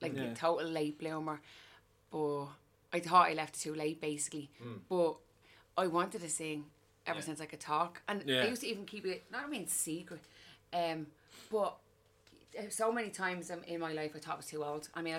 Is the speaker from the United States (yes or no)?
no; Dublin, Leinster, Ireland; I'm from flats. I'm from Cannon Mooney Gardens.